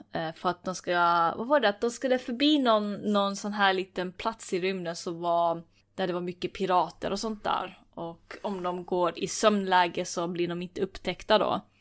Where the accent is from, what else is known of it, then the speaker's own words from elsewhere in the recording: Finland; jag är ändå finne